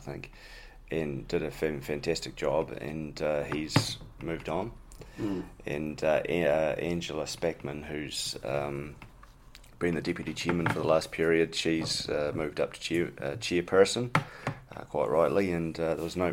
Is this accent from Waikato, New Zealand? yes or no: no; Invercargill, Southland, New Zealand; moved away as an adult; also born or lived in Dunedin / Queenstown; I was born in 1982 in Invercargill